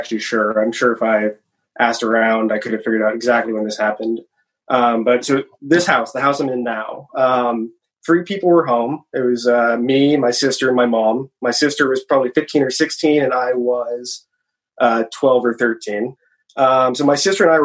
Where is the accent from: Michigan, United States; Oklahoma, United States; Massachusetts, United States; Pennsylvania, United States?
Oklahoma, United States; Oklahoma City; now in Los Angeles, United States; I grew up here. So okay. My family's here